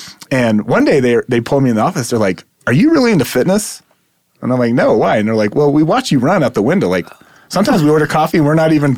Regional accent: Louisville, Colorado, United States; also born or lived in California; So born and raised in Louisville, Colorado.

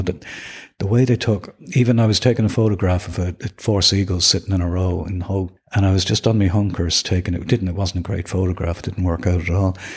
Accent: Dublin, Leinster, Ireland; I grew up in Kilbarrick on the north side of Dublin

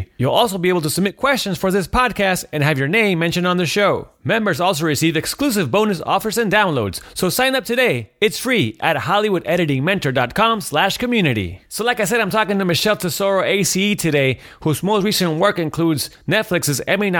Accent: San Diego, California, United States; now in Los Angeles, United States; I'm from San Diego.

